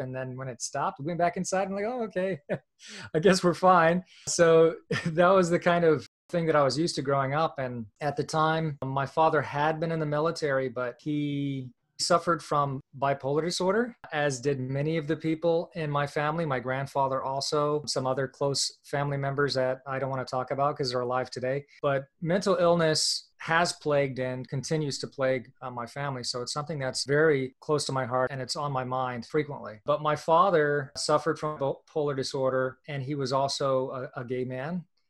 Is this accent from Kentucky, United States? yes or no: yes; Kentucky, United States; also born or lived in Virginia, United States; I was born in Virginia, but my family moved to Kentucky. So for the first 6 years of my life, I lived in rural Kentucky in the hills in a trailer park.